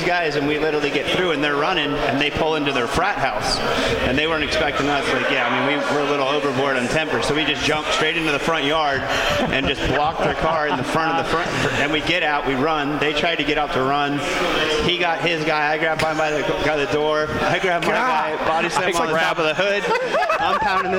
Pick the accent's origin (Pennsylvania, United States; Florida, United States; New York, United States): Florida, United States; Miami; we're from Miami